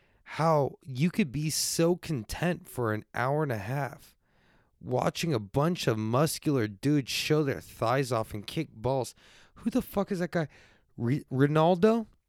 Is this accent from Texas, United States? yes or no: yes; San Antonio, Texas, United States; I'm from San Antonio, but I grew up with the good stuff.